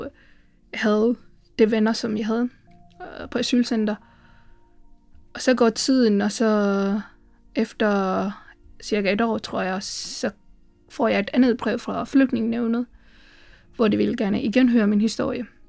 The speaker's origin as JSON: {"language": "Danish", "country": "Sri Lanka", "second_language": "Danish", "moved": "as an adult", "lives_now": "Aarhus, Denmark", "said": "jeg kommer fra Sri Lanka, og øh, jeg bor i Aarhus"}